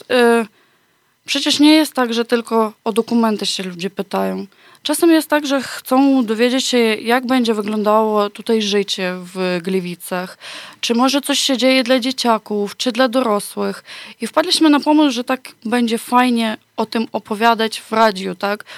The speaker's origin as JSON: {"language": "Polish", "country": "Ukraine", "second_language": "Polish", "moved": "as an adult", "lives_now": "Poland", "said": "u nas na Ukrainie"}